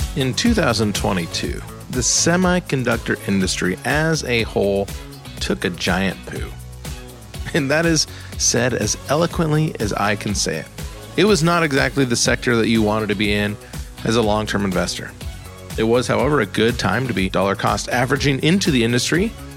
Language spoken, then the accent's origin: English; Columbus, Ohio, United States; my hometown of Columbus, Ohio.